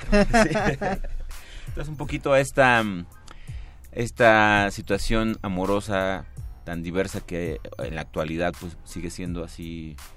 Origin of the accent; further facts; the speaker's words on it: Mexico; creo que en nuestro país se ha hecho eh, esta pues contraparte de, que nuestra historia como mexicanos, como seres humanos, no importa.